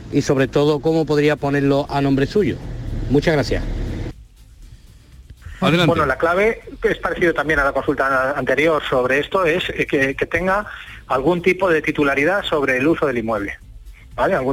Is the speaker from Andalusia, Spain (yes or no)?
yes; Seville, Andalusia, Spain; de Sevilla